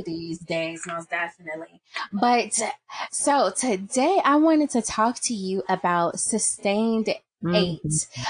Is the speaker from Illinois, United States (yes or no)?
yes; Chicago, Illinois, United States; then a few years later, we end up moving out west, and then it's north, and then it's out west, and then it's west suburbs. So it's like I'm just all over, but I'm still from the city.